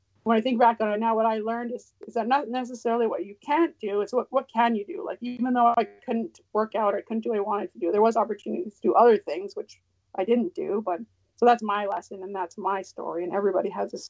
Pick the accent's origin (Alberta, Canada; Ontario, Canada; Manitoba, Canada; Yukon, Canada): Yukon, Canada; Champagne and Aishihik First Nations; I'm from the Champagne Ajax First Nation in the Yukon, Southern Toshone